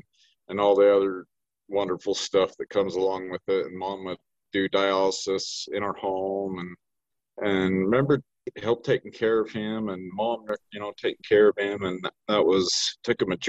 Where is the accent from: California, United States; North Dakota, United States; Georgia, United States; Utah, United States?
Utah, United States; Gunnison; Born and raised in Gunnison, Utah, still living here